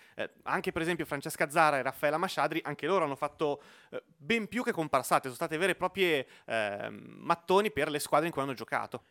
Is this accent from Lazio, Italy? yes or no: no; Lomazzo, Lombardy, Italy; io sono di Lomazzo, quindi vicino a Como